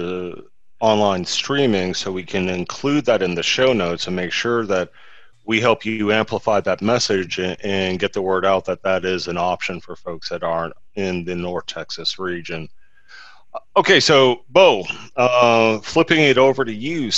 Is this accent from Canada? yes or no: no; Ireland; as an Irishman